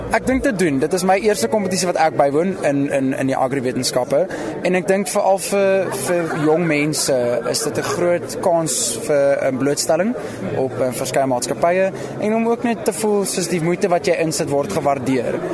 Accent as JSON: {"language": "Afrikaans", "town": "Pretoria", "region": "Gauteng", "country": "South Africa", "also_born_or_lived": "Stellenbosch", "moved": "as an adult", "said": "Ek kom van Pretoria in Jelaris Park af. So ek's 'n stadsjapie"}